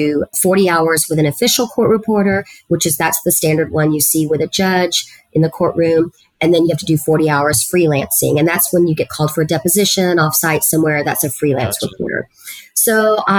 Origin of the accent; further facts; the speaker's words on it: Harlingen, Texas, United States; first language Spanish; English is a second language; moved away as an adult; also born or lived in Edinburg, Texas / San Antonio, Texas; that's where I grew up, in Harlingen, Texas